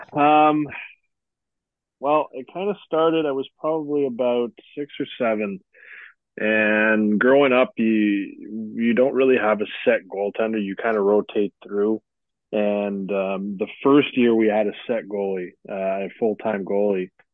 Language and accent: English; Sudbury, Ontario, Canada; Growing up in Northern Ontario